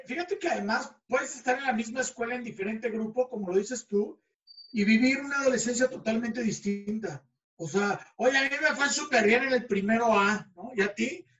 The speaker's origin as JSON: {"language": "Spanish", "region": "Mexico City", "country": "Mexico", "tie": "born or raised there", "said": "mi adolescencia fue en el DF"}